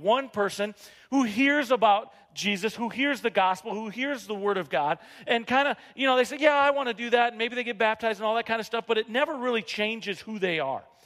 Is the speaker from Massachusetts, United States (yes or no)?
no; Rapid City, South Dakota, United States; moved away as an adult; I grew up here in Rapid City, and I had a Spanish teacher at Rapid City uh, Stevens